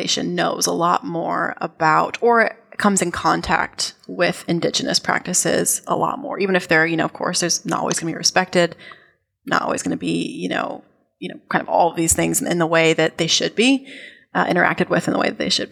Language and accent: English; United States; also born or lived in New Zealand; as an American, as an outsider